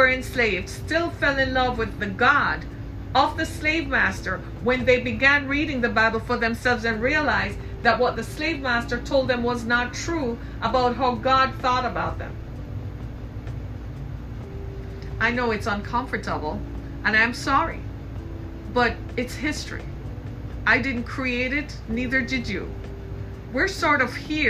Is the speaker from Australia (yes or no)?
no; Jamaica; I grew up in the British Caribbean in Jamaica